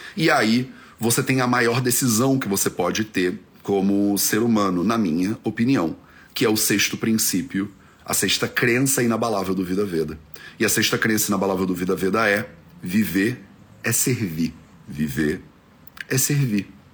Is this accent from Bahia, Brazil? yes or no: no; Rio de Janeiro, Brazil; moved away; Eu cresci no Rio de Janeiro